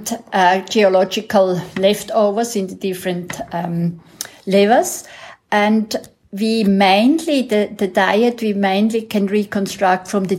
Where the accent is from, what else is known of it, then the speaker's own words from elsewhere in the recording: Switzerland; moved away as an adult; now in South Africa; I'm originally from Switzerland